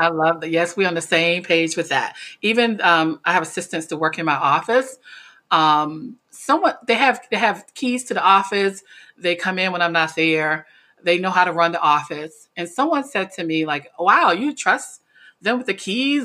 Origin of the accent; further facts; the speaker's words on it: North Carolina, United States; moved away as an adult; now in Washington, D.C., United States; I was born actually in Washington, D C, which is the urban part, but I was raised in a very small town in North Carolina